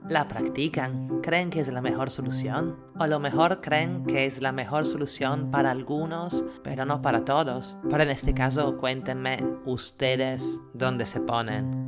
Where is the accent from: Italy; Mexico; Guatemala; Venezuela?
Italy; now in Lima, Peru; italiana en Lima